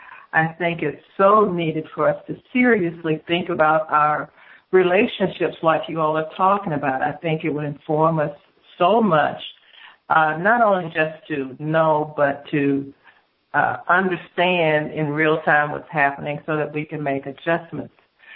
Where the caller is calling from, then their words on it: Houston, Texas, United States; from Houston.